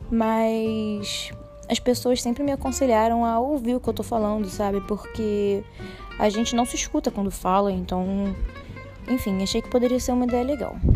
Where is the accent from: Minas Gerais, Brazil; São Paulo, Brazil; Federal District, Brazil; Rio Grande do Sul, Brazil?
Federal District, Brazil; Brasília; born there; now in Rio de Janeiro, Brazil; eu falo do Rio de Janeiro, é, mas não sou do Rio de Janeiro, nasci em Brasília.